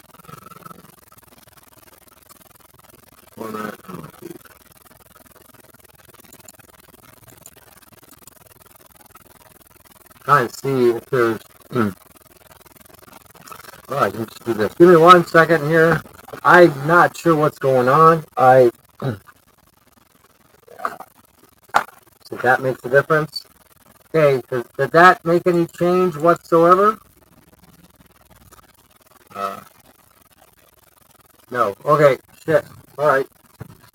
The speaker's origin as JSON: {"language": "English", "town": "Detroit", "region": "Michigan", "country": "United States", "tie": "born or raised there", "said": "growing up in Detroit"}